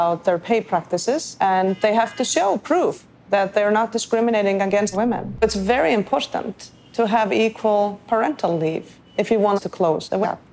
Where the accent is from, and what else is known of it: Iceland